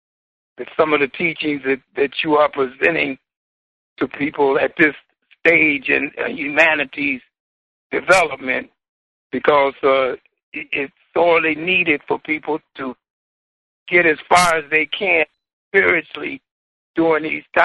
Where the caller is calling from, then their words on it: Milwaukee, Wisconsin, United States; I'm calling from Milwaukee, Wisconsin.